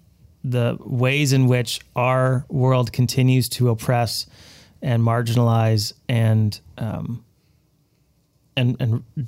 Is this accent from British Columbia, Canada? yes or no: yes; Abbotsford, British Columbia, Canada; Well, we're all from Abbotsford, but a little bit of your own familiar faces, I'll say it that way.